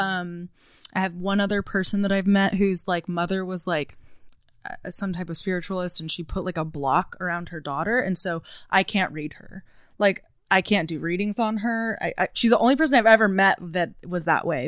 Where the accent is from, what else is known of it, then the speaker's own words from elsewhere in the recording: Southern Orange County, California, United States; also born or lived in Newport Beach; now in Los Angeles, United States; I grew up in Southern Orange County.